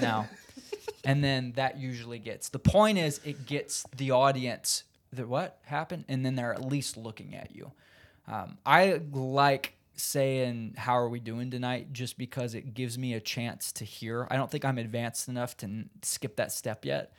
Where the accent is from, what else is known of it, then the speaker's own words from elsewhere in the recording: Indiana, United States; moved away as an adult; now in Los Angeles, United States; I'm from Indiana